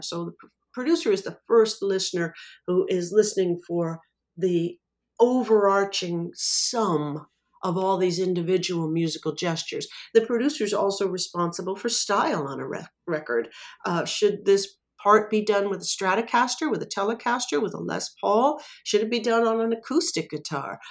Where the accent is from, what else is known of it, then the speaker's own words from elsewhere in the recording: Anaheim, California, United States; I was born and raised in Anaheim, California